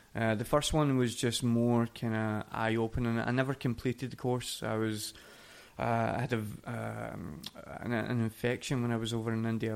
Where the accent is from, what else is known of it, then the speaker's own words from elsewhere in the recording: Coatbridge, Scotland, United Kingdom; moved away as an adult; now in Oslo, Norway; It's a little place outside of uh, of Glasgow called Coatbridge, where is where I grew